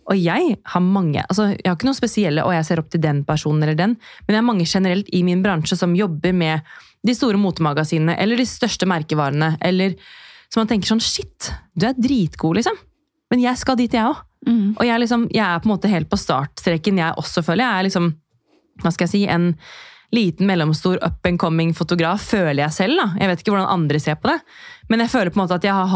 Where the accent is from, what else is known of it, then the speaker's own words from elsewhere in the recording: Drammen, Buskerud, Norway; ingen vet hvem jeg er, eh, jente fra Drammen